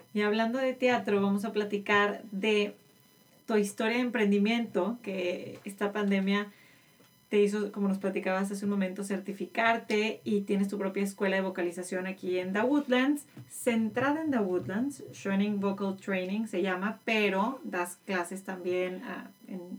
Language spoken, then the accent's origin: Spanish; Monterrey, Nuevo León, Mexico; moved away as an adult; now in Houston, United States; yo que soy de Monterrey